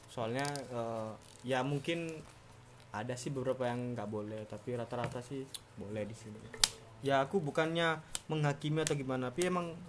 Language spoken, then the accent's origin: Indonesian; Java, Indonesia; tempat saya kan saya kan asli Jawa nih mas